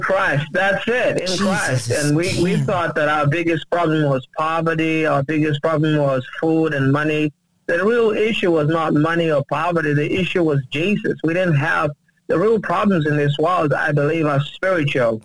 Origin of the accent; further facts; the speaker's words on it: Uganda; now in United States; I uh, was born and raised in Uganda